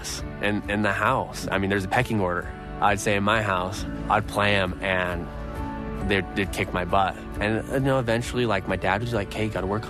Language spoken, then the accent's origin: English; Idaho, United States; born or raised there